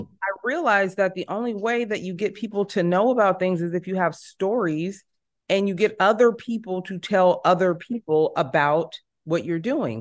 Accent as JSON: {"language": "English", "town": "San Jose", "region": "California", "country": "United States", "tie": "born or raised there", "moved": "as an adult", "lives_now": "Los Angeles, United States", "said": "I am born and raised in San Jose"}